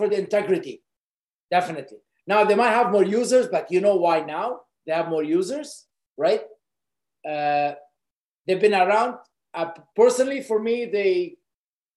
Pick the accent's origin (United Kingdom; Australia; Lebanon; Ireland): Lebanon; moved away as an adult; I was born in Lebanon, and I grew up in Lebanon till the age of early 20s, but I was a refugee in Lebanon.